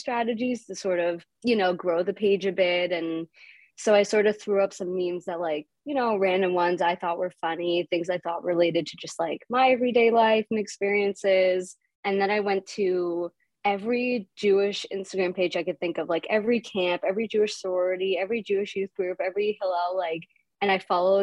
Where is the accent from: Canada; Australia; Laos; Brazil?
Canada; a Canadian Ashkenazi 25-year-old